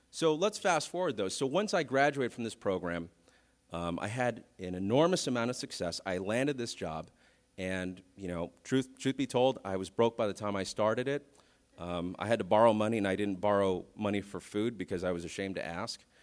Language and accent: English; Vallejo, California, United States; I'm from Vallejo